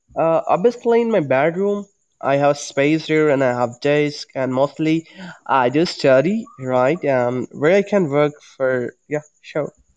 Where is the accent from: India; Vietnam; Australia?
India; I'm from India